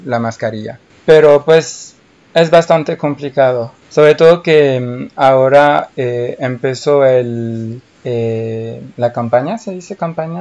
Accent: France; Spanish is a second language; soy francés

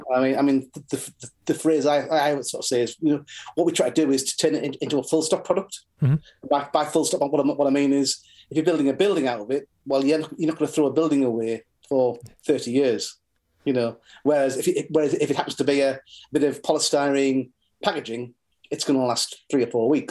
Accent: Norton, North East England, United Kingdom; I grew up in Norton. I am in Norton

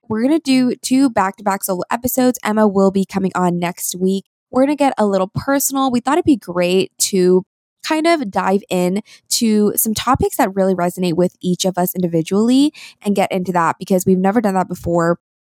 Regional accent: South Korea; born there; I was born in Korea. I am 100% Korean and my entire family is here.

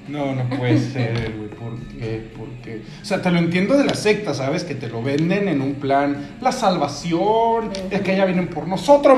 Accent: Mexico; aquí en México

